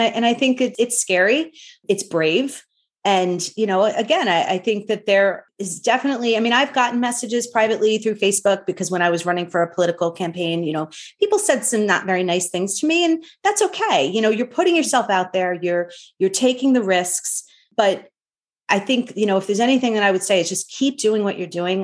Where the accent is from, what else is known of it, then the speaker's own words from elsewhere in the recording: New York, United States; growing up in New York